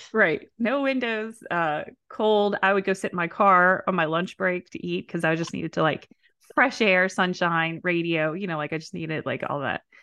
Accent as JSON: {"language": "English", "town": "New Orleans", "region": "Louisiana", "country": "United States", "said": "I'm from New Orleans"}